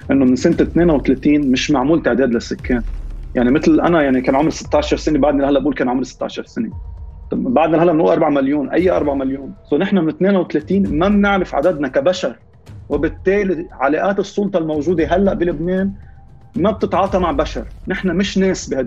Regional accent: Beirut, Beirut Governorate, Lebanon; طب انا عائلتي من الجنوب بس ما عشت كحياتي ببيروت ما بعرف شيء عن جد بعرف الجنوب

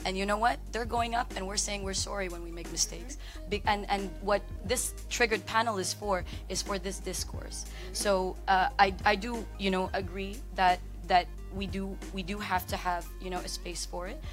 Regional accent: Canada; also born or lived in Philippines; now in Dubai, United Arab Emirates; I'm Canadian by um, by immigration. By, and that's where I grew up

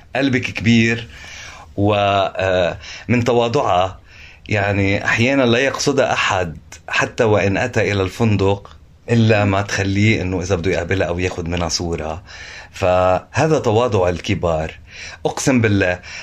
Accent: Lebanon; انا لبناني

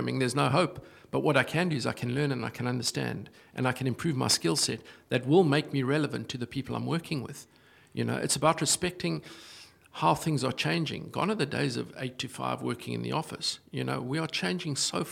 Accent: South Africa; moved away; as a South African

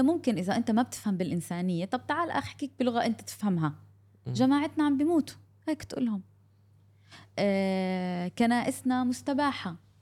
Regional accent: Gaza, Gaza Strip, Palestine; moved away; انا من غزه

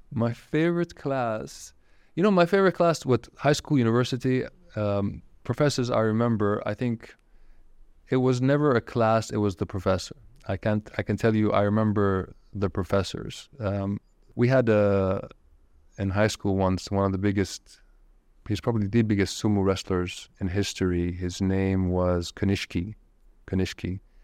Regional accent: Saudi Arabia; moved away; also born or lived in Japan; you and I grew up in Saudi Arabia, it was a different Saudi Arabia

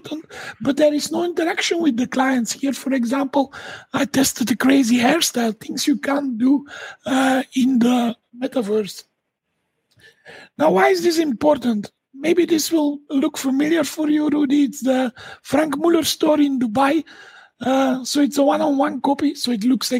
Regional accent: Dendermonde, Flanders, Belgium; I'm from Belgium, and I'm from a city called Dendermonde

